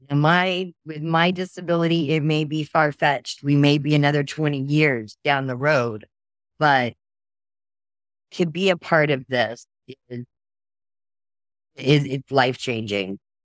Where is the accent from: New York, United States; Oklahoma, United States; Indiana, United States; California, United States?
Oklahoma, United States; I'm from Oklahoma